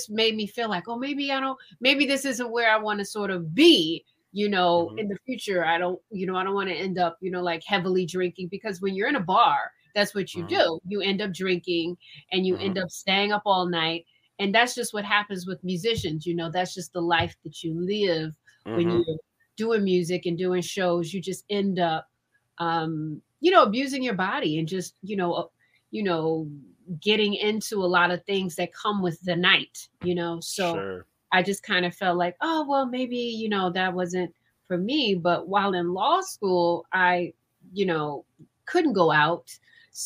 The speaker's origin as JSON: {"language": "English", "town": "Cleveland", "region": "Ohio", "country": "United States", "tie": "born or raised there", "said": "I'm from Cleveland, Ohio, born and raised."}